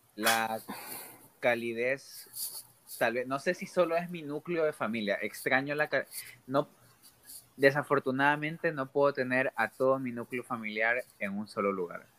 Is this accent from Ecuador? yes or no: yes; Ecuador; moved away as an adult; now in United States; soy un ecuatoriano